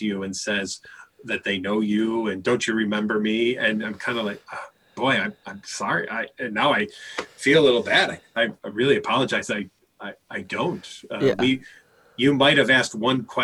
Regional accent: Chicago, Illinois, United States; I grew up in Chicago

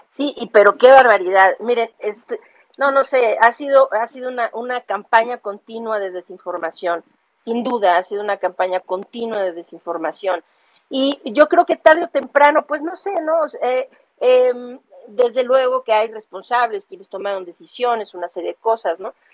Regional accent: Mexico; de nosotros como mexicanos

